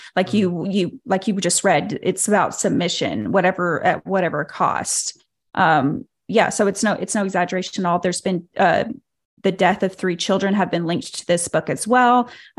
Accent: Arkansas, United States; And so I was raised here in Arkansas by the Duggars.

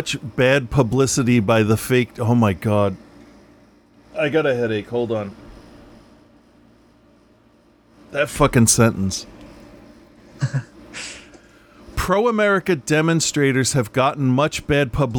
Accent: United States; I am an American by accident

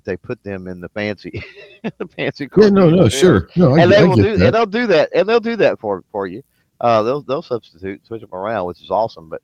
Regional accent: Texas, United States; I'm from Texas

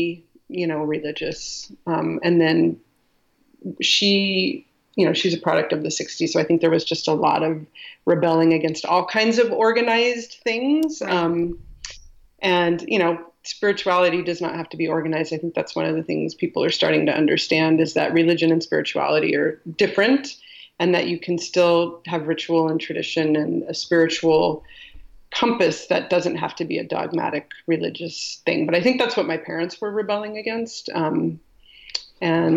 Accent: California, United States; also born or lived in Colorado; from second grade on, I grew up in California, but we moved around a lot within California.

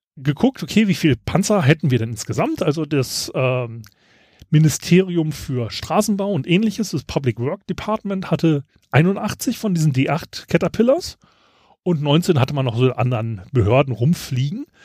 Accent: Germany; ich als Deutscher

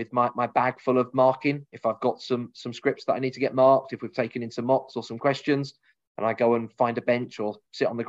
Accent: Cambridge, East of England, United Kingdom; we're both from Cambridge or around Cambridge originally

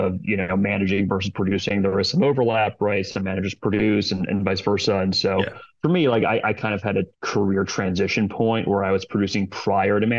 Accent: Detroit, Michigan, United States; now in Los Angeles, United States; I'm originally from Detroit

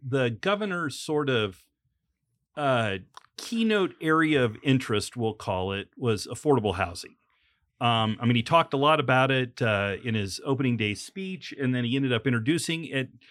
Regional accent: Illinois, United States; when I grew up in Illinois

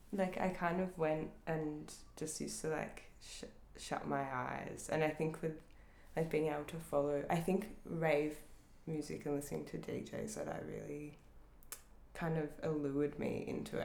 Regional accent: Northcote, Victoria, Australia; I grew up in Northcote

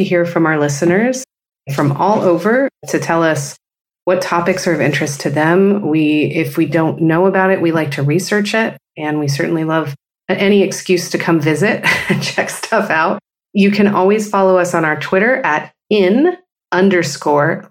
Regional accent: California, United States; my home state, for example, of California

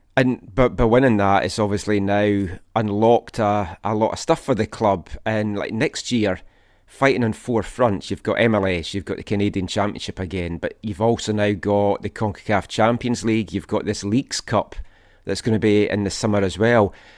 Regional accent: Scotland, United Kingdom; moved away; I'm Scottish

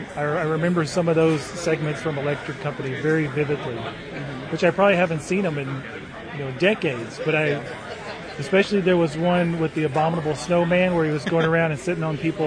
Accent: Alabama, United States; moved away as an adult; now in Kansas City, United States; I'm originally from Alabama, but I've been in Kansas City for about, I guess, 10 years now.

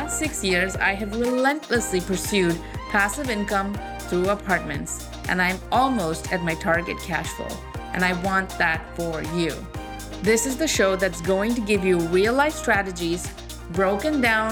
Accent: India; I'm from India too

